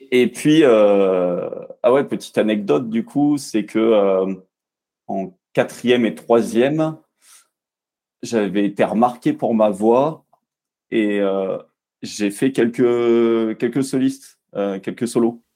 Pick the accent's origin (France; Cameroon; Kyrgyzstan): France; Bourg-la-Reine, Île-de-France; moved away as an adult; now in Montpellier, France; j'ai grandi en région parisienne, à Bourg-la-Reine très exactement